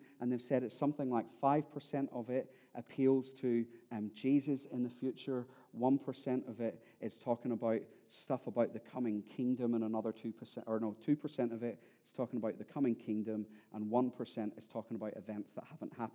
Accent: Ireland; I am Irish and that next year I will be 40

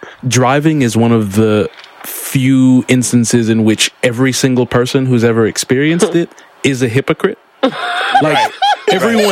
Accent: Baltimore, Maryland, United States; and I'm from Baltimore

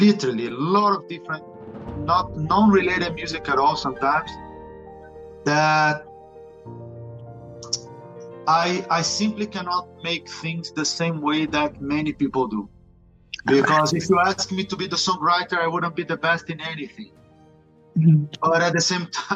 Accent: Rio de Janeiro, Brazil; English is a second language; moved away as an adult; also born or lived in Berlin, Germany / Barcelona, Spain / Granada, Spain; now in Madrid, Spain; I'm from Brazil, from Rio

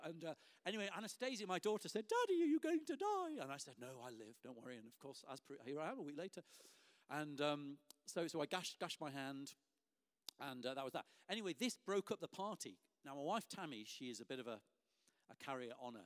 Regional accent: Lancaster, North West England, United Kingdom; I received the freedom of the city of my hometown, Lancaster

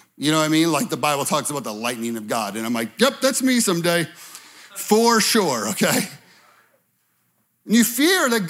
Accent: Chicago, Illinois, United States; moved away as an adult; I'm from Chicago

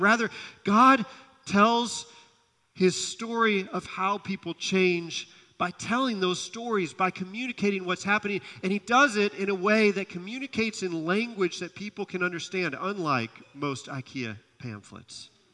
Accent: Kalamazoo, Michigan, United States; I grew up in Kalamazoo, Michigan

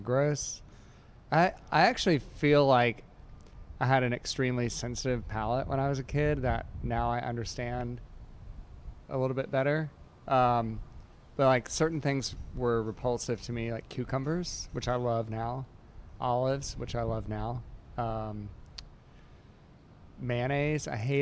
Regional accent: Savannah, Georgia, United States; now in Atlanta, United States; I grew up in Savannah, Georgia

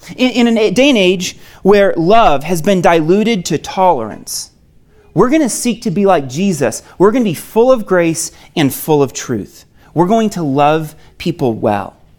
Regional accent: Maine, United States; moved away as an adult; I'm originally from Maine, came out here for college

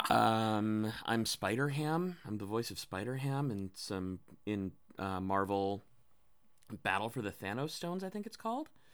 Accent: Philippines; I'm Filipino

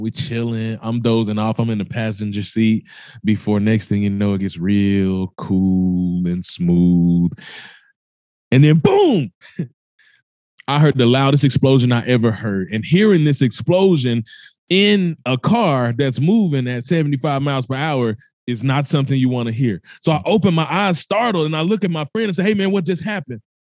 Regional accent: Mississippi, United States; I told you I was born in Mississippi. If you don't know much about that, it's the poorest state in the United States of America. So, I grew up no stranger to poverty.

